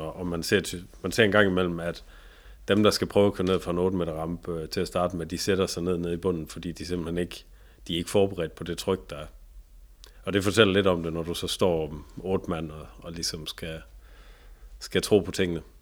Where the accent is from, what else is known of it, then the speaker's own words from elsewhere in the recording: Tønder, Southern Denmark, Denmark; i Tønder, hvor jeg, hvor jeg kommer fra, nede i Sønderjyske